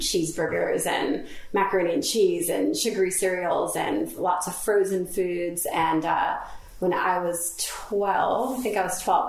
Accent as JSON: {"language": "English", "region": "Florida", "country": "United States", "moved": "as an adult", "lives_now": "London, United Kingdom", "said": "I'm from Florida, and I was living in Florida"}